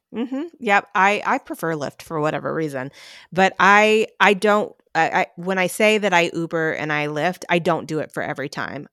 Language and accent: English; North Carolina, United States; I grew up in North Carolina